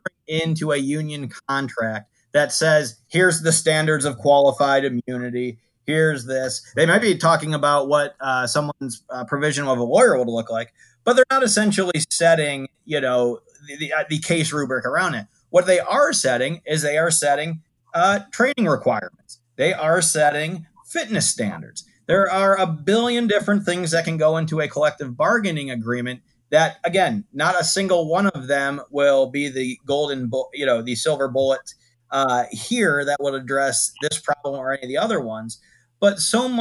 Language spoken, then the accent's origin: English; Toledo, Ohio, United States; as a person who grew up, born and raised in Toledo, Ohio